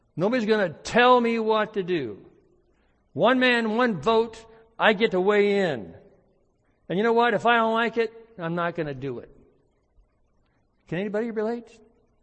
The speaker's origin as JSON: {"language": "English", "country": "United States", "said": "as American Christians"}